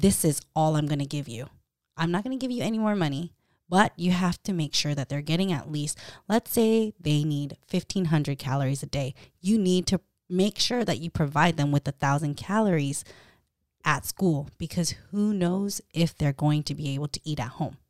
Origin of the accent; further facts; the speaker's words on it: Stockton, California, United States; moved away; I'm from Stockton